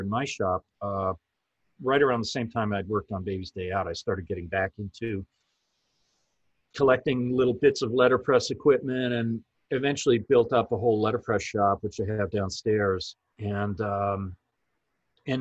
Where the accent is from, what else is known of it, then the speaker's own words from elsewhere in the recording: Canada; moved away; also born or lived in Toronto; I'm from Canada originally.